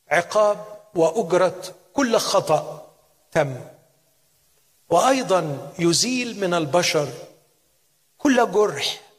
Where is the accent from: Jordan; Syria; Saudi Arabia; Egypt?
Egypt; عندنا في مصر نقول الاجانب